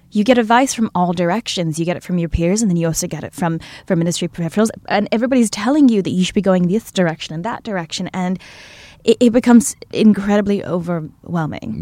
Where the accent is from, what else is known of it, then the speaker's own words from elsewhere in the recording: Malaysia; moved away as an adult; also born or lived in New York; now in Los Angeles, United States; I'm from Malaysia